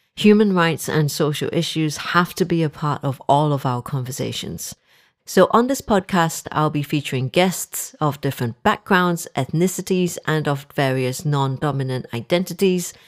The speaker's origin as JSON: {"language": "English", "country": "Singapore", "moved": "as an adult", "lives_now": "Liverpool, United Kingdom", "said": "I am originally from Singapore. I'm Singaporean Chinese"}